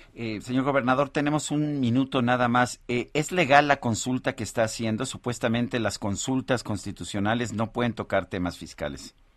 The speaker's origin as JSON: {"language": "Spanish", "country": "Mexico", "said": "nuestro país"}